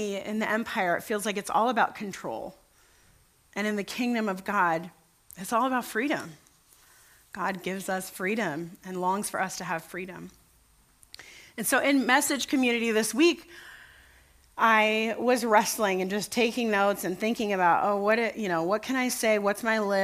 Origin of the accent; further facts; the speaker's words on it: United States; the country where I'm raised